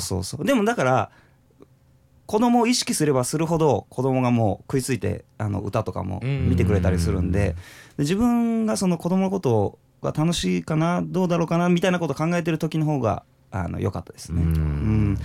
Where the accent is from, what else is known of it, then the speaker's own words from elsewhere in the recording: Tokachi, Hokkaido, Japan; moved away; 実家があの、十勝の更津の皿別村